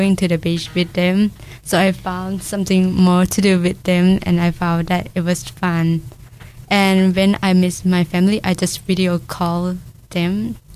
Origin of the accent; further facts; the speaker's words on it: Thailand; English is a second language; now in Dunedin, New Zealand; For participate or practice things in my culture, I don't join anything, because in Dunedin there's not much Thai people right here